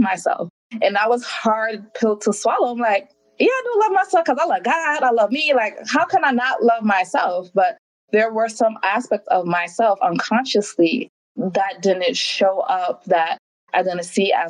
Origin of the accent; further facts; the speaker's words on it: New York City, New York, United States; moved away as an adult; also born or lived in Hawaii; I was born and raised in Brooklyn, New York. My family's from the Caribbean, particularly Jamaica